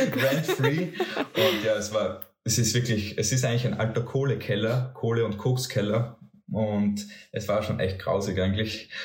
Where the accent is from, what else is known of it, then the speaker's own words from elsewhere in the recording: Bruck an der Mur, Styria, Austria; now in Graz, Austria; Ich bin kein gebürtiger Grazer, sondern komme aus einem Bergdorf, nämlich Bruck an der Mur